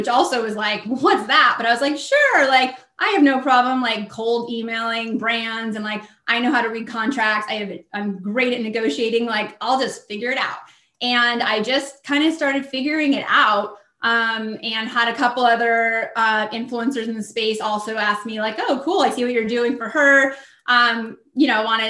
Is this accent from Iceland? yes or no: no; Southern California, United States; also born or lived in Washington, D.C.; I'm from Southern California. I'm in San Diego, but I lived in DC for many years